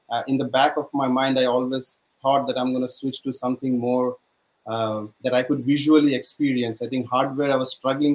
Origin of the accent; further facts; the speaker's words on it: India; moved away as an adult; growing up in India